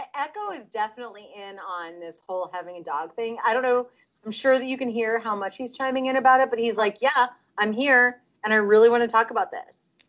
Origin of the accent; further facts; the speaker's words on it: Russia; accent: Russian; Russian like I am